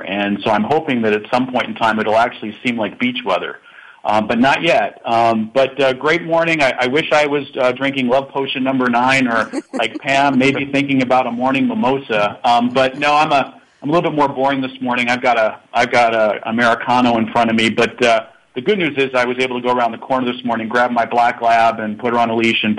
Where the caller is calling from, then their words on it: Chicago, Illinois, United States; I'm calling from the sunny skies of Chicago, but it's chilly here today